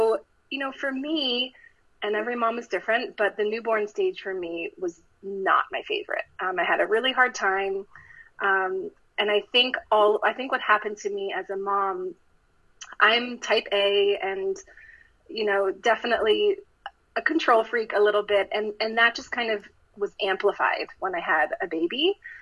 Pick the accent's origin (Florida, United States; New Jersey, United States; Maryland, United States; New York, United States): Maryland, United States; moved away as an adult; also born or lived in Michigan; now in Los Angeles, United States; I'm from Maryland, and I grew up on the East Coast